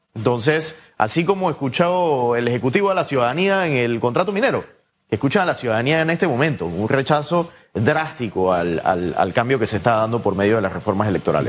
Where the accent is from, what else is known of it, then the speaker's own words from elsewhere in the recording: Panama; como panameños